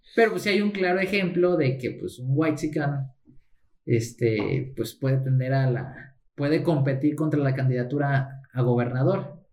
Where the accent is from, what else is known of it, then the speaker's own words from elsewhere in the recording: Mexico; yo soy mexicano